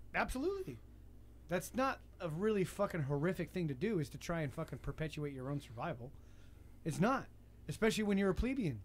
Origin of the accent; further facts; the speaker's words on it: United States; I'm American.